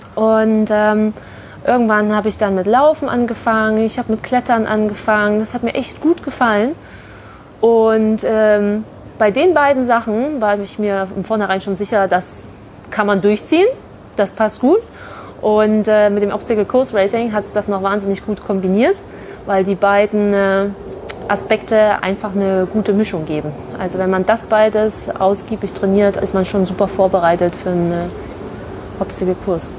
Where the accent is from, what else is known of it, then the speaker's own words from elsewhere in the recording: Leipzig, Saxony, Germany; also born or lived in Nuremberg; now in Bochum, Germany; ich komme ursprünglich aus Leipzig bin dann über Nürnberg hier ins wunderschöne Bochum gekommen